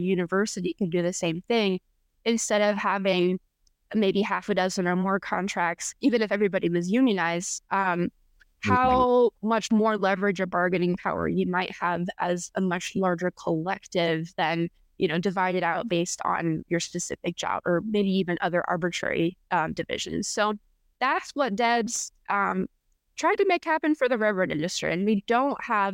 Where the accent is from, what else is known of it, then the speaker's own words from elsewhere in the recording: north of Fort Wayne, Northeast Indiana, United States; now in Terre Haute, United States; I'm from Northeast Indiana, north of Fort Wayne